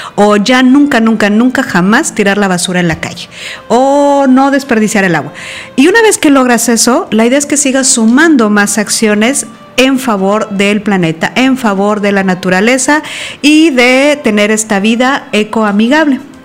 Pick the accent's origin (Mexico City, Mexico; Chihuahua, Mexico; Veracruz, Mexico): Veracruz, Mexico; En Veracruz, por ejemplo, que es de donde yo soy